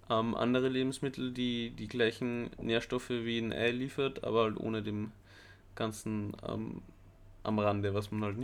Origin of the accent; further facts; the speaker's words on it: Austria; moved away; ich komme aus Österreich mhm. ursprünglich, -hmm. am Land